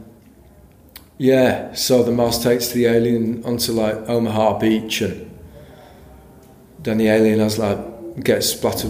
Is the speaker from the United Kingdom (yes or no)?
yes; Yorkshire and the Humber, United Kingdom; I'm from Yorkshire